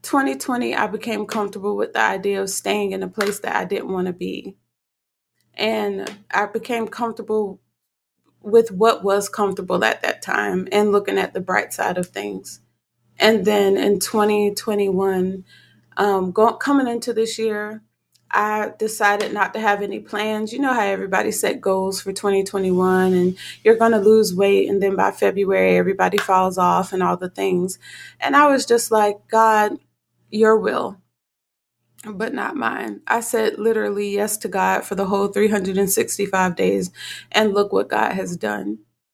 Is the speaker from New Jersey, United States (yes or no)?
yes; Newark, New Jersey, United States; also born or lived in Livingston, New Jersey / Florence, South Carolina / Virginia / Texas; I was born in Livingston, New Jersey, St. Barnabas. I grew up in Newark, New Jersey, the Bricks, and then relocated to Florence, South Carolina, and then from South Carolina to Virginia, Virginia to Texas.